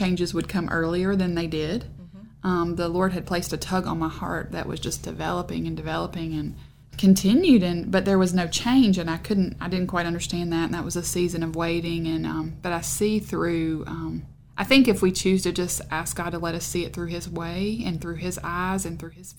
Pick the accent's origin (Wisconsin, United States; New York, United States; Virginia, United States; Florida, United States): Virginia, United States; Dublin; moved away as an adult; also born or lived in Tennessee / New Market, Virginia; I actually grew up in Dublin, Virginia, which is Southwest Virginia